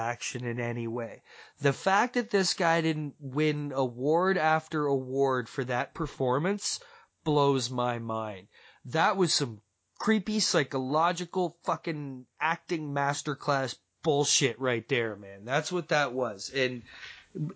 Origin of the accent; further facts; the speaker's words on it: Toronto, Ontario, Canada; my hometown fan expo